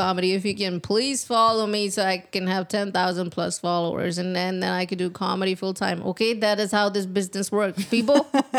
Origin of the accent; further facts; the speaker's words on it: India; moved away as an adult; now in Nashville, United States; I'm Indian.